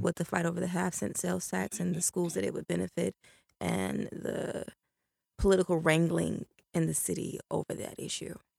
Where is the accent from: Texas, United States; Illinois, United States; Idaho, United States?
Illinois, United States; Chicago; moved away as an adult; also born or lived in Florida; now in Jacksonville, United States; in Chicago, I grew up on the South Side, deep South Side